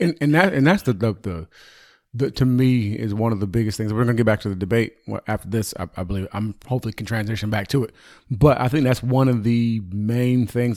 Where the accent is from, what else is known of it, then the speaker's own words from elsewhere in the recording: United States; I'm an American.